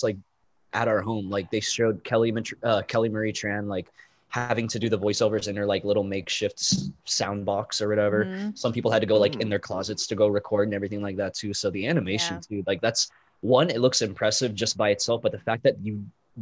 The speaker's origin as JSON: {"language": "English", "country": "Philippines", "said": "being a Filipino"}